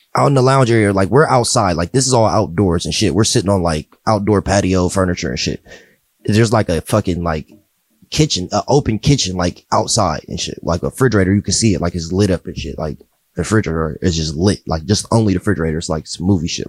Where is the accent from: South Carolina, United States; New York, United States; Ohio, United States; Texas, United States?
Ohio, United States; Pickerington; also born or lived in Columbus, Ohio; I grew up in Pickerington